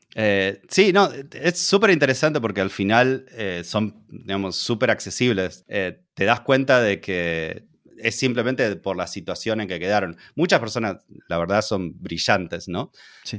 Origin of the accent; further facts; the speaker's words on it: Argentina; now in Hungary; soy argentino. Ahora estoy viviendo en, en, Hungría